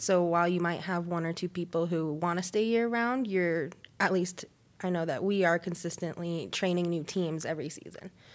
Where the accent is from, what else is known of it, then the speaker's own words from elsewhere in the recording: Colorado, United States; growing up in Colorado